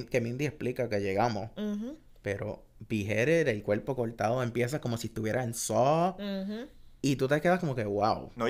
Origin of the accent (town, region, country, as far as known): Puerto Rico